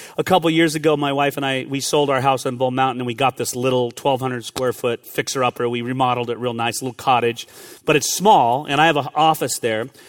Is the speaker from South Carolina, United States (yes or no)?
no; California, United States; moved away; I grew up in California